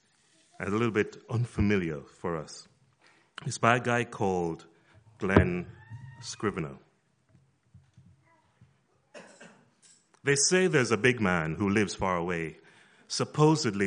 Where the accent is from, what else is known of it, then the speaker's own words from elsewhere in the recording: Jamaica; moved away; growing up in Jamaica